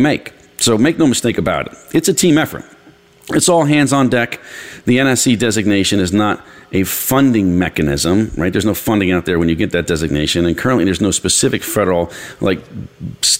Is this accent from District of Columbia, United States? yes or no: no; New York, United States; I'm from New York